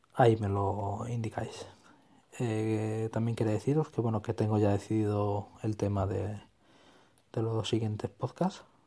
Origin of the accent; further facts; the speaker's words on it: Extremadura, Spain; mi tierra, en Extremadura